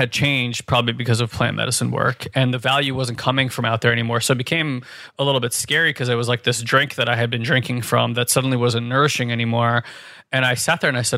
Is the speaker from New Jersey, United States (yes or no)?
yes; New Jersey, United States; I grew up in North Jersey